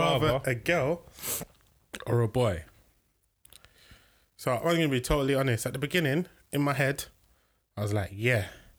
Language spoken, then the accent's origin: English; London, United Kingdom; growing up in South London